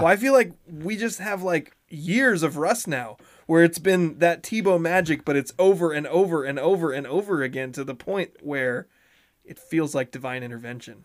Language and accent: English; Montesano, Washington, United States; I'm from Monty